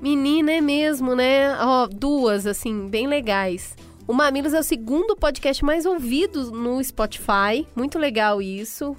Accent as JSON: {"language": "Portuguese", "region": "Minas Gerais", "country": "Brazil", "tie": "born or raised there", "said": "Eu nasci em Minas"}